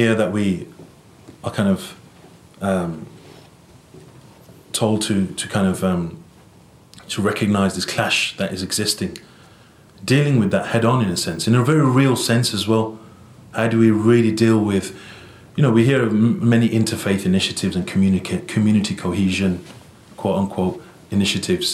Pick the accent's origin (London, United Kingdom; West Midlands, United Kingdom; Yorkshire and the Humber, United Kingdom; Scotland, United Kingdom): West Midlands, United Kingdom; Birmingham; I was born and raised in England, the city of Birmingham